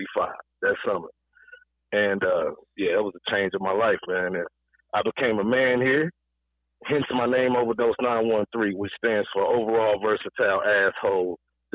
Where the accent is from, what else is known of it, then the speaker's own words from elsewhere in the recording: St. Louis, Missouri, United States; born there; also born or lived in Alton, Illinois / Rock Island, Illinois; I'm a Midwest baby. A lot of people don't know this, man. I was born in St. Louis, man.